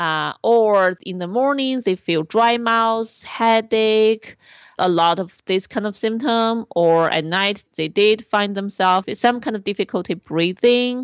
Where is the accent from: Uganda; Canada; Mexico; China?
China; born or raised there; moved away